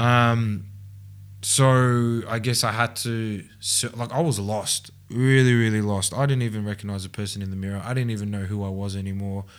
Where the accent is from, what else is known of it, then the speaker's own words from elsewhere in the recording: Mulgrave, Victoria, Australia; I grew up and lived in Mulgrave